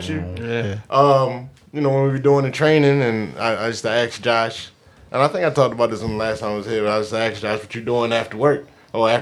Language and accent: English; Baltimore, Maryland, United States; moved away as an adult; now in Akwesasne; I'm from Baltimore